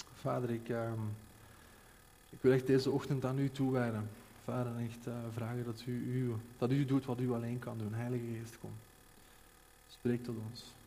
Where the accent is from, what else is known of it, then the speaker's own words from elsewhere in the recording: Belgium; wij als België